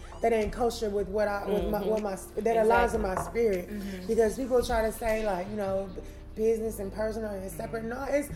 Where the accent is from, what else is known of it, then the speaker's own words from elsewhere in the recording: Gaston, Alabama, United States; now in Cleveland, United States; I grew up in Gaston, Alabama